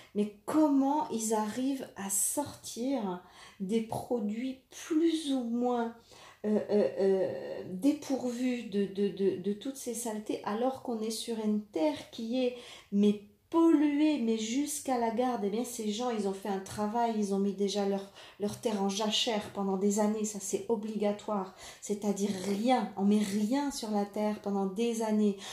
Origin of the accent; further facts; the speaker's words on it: France; Chez nous, en France